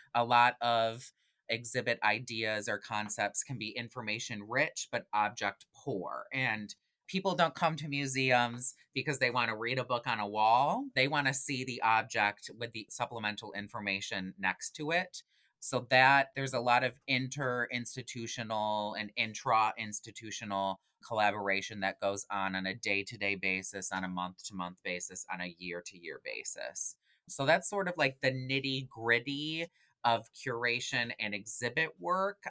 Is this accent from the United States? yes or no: yes; Genesee Valley region, New York, United States; also born or lived in Rochester, New York; I am originally from the Genesee Valley region.